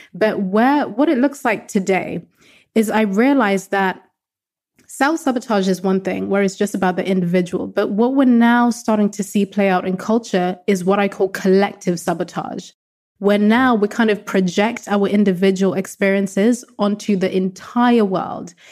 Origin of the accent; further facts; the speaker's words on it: Zimbabwe; Growing up in a very conservative household, so I'm from Zimbabwe in Southern Africa, very conservative culture.